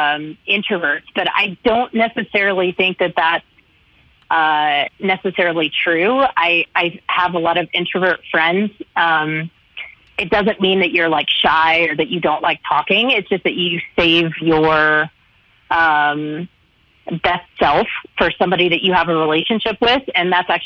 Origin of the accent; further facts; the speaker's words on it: the South, United States; I'm from the South. I'm long-winded. I love to talk.